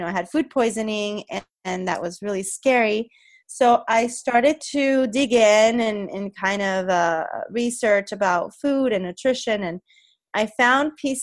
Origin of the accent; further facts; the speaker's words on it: Puerto Rico; moved away; I'm originally from Puerto Rico